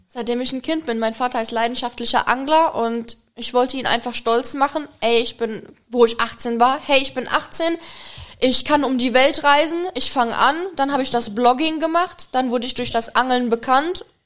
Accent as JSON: {"language": "German", "country": "Czechia", "also_born_or_lived": "Germany / Egypt", "second_language": "German", "moved": "yes", "lives_now": "Maldives", "said": "ursprünglich komme ich aus der Tschechei"}